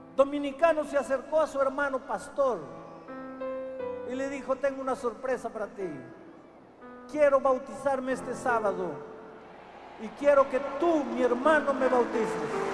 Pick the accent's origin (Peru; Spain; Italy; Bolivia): Peru; la tierra en mi país empezó a temblar